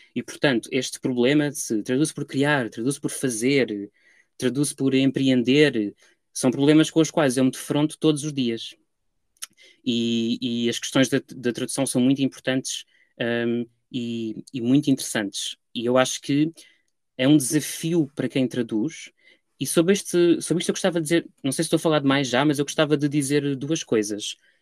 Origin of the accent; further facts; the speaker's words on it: Lisbon, Portugal; moved away as an adult; also born or lived in Paris; now in London, United Kingdom; ao ir de Lisboa para Paris e depois de Paris para Londres